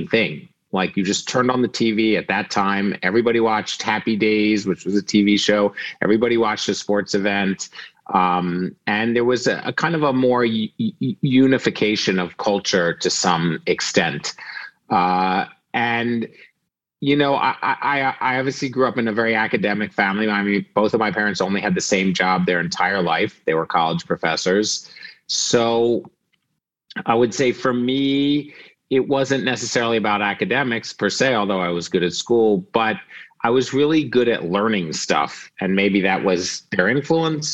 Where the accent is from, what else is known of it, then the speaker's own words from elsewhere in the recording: Philadelphia, Pennsylvania, United States; now in Brooklyn, United States; I grew up right outside of Philadelphia, kind of in the suburbs.